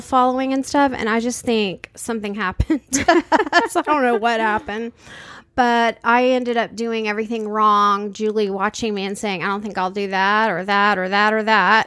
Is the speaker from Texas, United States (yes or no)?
yes; San Antonio, Texas, United States; we grew up in San Antonio, Texas.